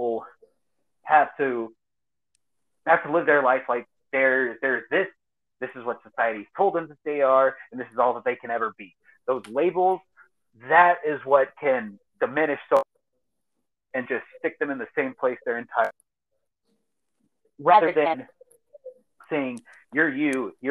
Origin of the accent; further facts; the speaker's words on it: Eastern Montgomery County, Texas, United States; now in southeast New Mexico, United States; I grew up in Eastern Montgomery County down there in Texas, just north of Houston.